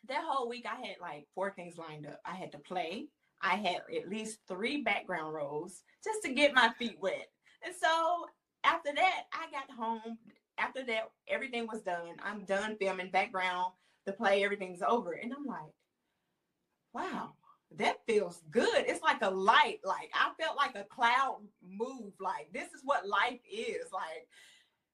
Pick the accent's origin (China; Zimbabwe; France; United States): United States; Tennessee; moved away as an adult; I'm from Tennessee. And so there's not a big industry in Tennessee with acting at all. So my husband and I, we moved here